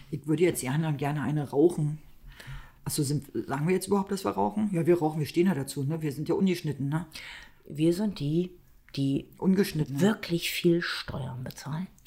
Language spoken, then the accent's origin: German; East Germany, Germany; ich bin ja aus dem Osten.